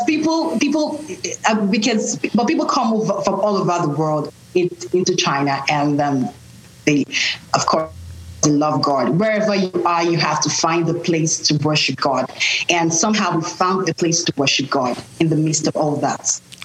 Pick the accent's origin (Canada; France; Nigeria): Nigeria; now in United States; I'm Nigerian. I was born and raised in Nigeria, but I live in the U.S. right now